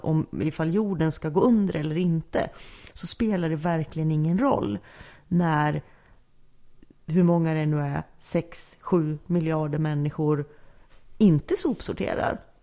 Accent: Norrland, Sweden; jag är uppvuxen i Norrland med, med släkt från inlandet

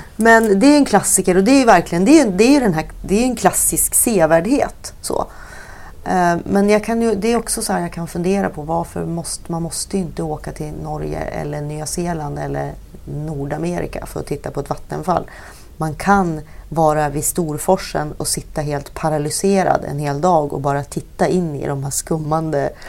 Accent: Alnö, Västernorrland County, Sweden; uppvuxen vid Norrlandskusten mm. eh, också och eh, på Alnö mm. som ligger utanför Sundsvall

